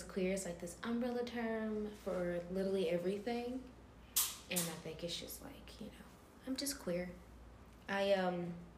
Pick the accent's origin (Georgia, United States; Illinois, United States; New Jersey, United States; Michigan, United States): Georgia, United States; Jonesboro; I am from the Metro Atlanta area, specifically Jonesboro, specifically Clayton County.